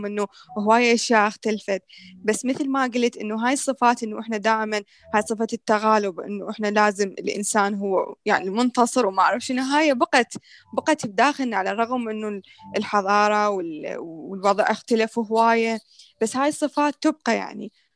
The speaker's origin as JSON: {"language": "Arabic", "country": "Iraq", "said": "احنا هسه العراقيين ندرس"}